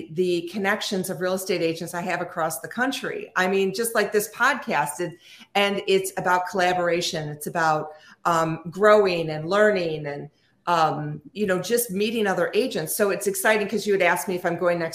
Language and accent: English; North Shore, Chicagoland area, Illinois, United States; I'm just on the North Shore, which is I'm about 20 miles north of the city. I'm in the same town that I grew up